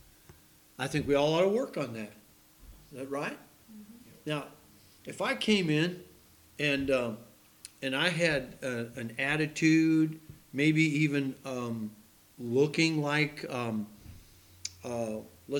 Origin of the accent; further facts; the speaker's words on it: United States; I'm an American